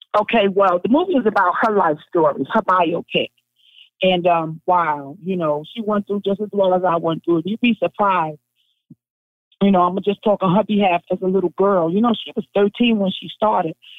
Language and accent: English; New York City, New York, United States; I'm from Brownsville